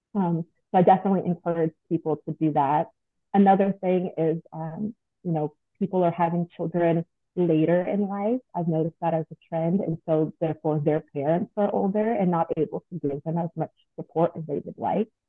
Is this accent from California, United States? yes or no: yes; Long Beach, California, United States; moved away as an adult; now in Atlanta, United States; I'm actually from Long Beach, California.